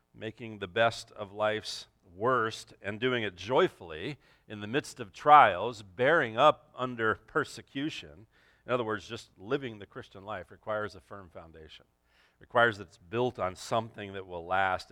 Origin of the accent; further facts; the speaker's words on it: Los Angeles, California, United States; moved away as an adult; also born or lived in Santa Clarita, California; I grew up in the San Fernando Valley